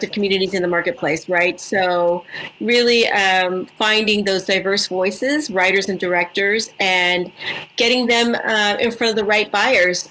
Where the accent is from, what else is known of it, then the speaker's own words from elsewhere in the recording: Edinburg, Texas, United States; moved away as an adult; now in Los Angeles, United States; So I'm Mexican-American. I grew up in a small town in South Texas called Edinburgh.